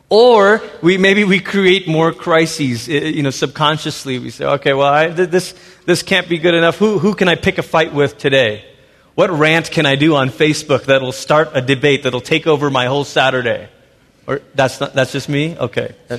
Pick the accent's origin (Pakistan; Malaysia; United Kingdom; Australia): Malaysia; also born or lived in Portland, Oregon, United States; now in United States; I was born in Malaysia